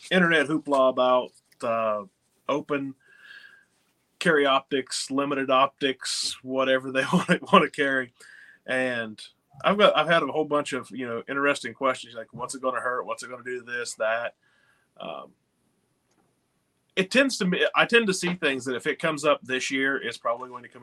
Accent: West Virginia, United States; I'm from West Virginia

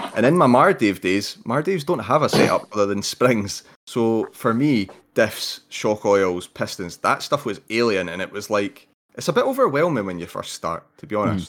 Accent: Scotland, United Kingdom; being Scottish

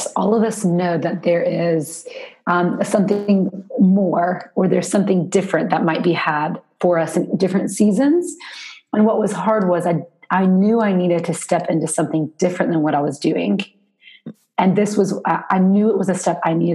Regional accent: Spartanburg, South Carolina, United States; now in Raleigh, United States; I now live in Raleigh, North Carolina, but I'm from South Carolina. So I'm from a, I would consider a small town compared to Raleigh, at least, Spartanburg

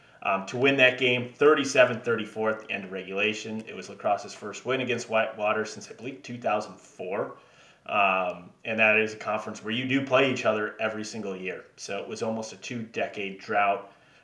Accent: Wisconsin, United States; my home state, Wisconsin

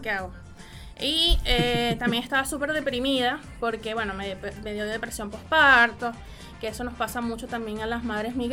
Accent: Puerto La Cruz, Anzoátegui, Venezuela; now in Chile; yo soy Puerto de la Cruz, imposible. Muy pocos maracuchos conocí por, por ese lado.

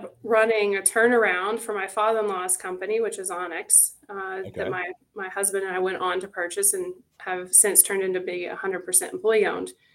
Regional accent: Tennessee, United States; moved away as an adult; now in Erie, United States; a small town girl from a small town in Tennessee, born and raised in the South

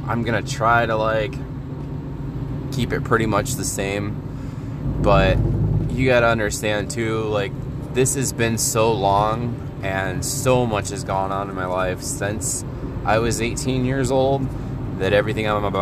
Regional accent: Northwest Indiana, United States; I'm from Northwest Indiana, about, I'd say, 30 minutes away from Chicago

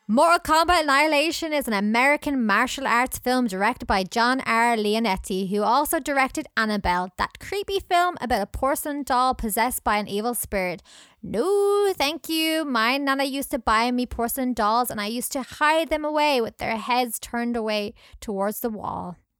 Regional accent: Scotland, United Kingdom; accent: Scottish; my accent

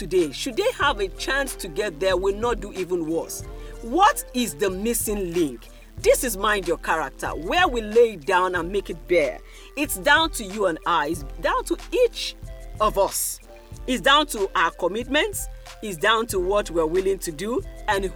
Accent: Nigeria; Nigerians like you

